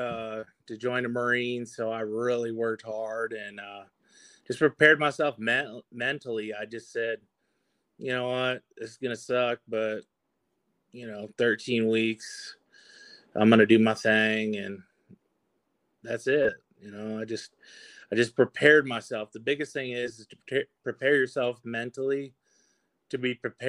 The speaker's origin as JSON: {"language": "English", "region": "Michigan", "country": "United States", "tie": "born or raised there", "said": "I'm from the Midwest, grew up in Michigan"}